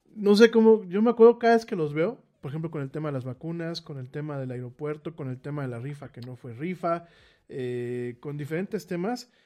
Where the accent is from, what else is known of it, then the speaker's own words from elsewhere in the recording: Mexico City, Mexico; yo soy de la Ciudad de México